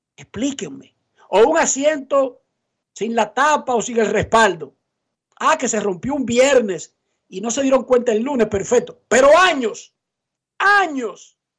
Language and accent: Spanish; Dominican Republic; yo no soy dominicano en ese sentido